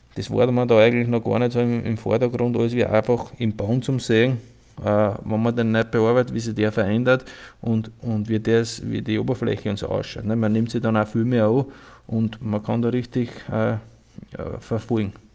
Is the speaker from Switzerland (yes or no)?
no; Burgenland, Austria; ich komme aus dem Burgenland